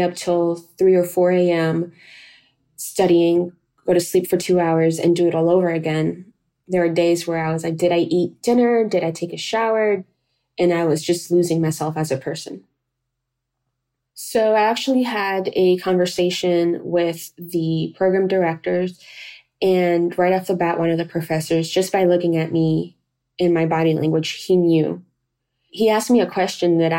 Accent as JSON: {"language": "English", "region": "North Carolina", "country": "United States", "tie": "born or raised there", "also_born_or_lived": "Cali, Colombia / New York City", "moved": "as an adult", "lives_now": "Portland, Maine, United States", "said": "We then shortly moved to North Carolina, and there I did all of my schooling."}